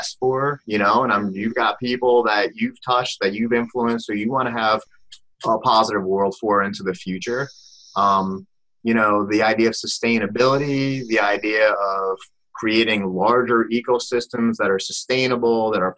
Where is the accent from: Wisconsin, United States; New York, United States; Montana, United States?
New York, United States; we're both from New York